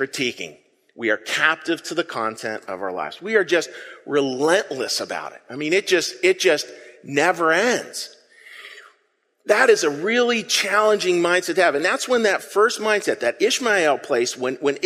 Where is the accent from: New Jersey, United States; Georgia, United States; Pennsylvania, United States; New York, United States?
Pennsylvania, United States; Pittsburgh; I'm from Pittsburgh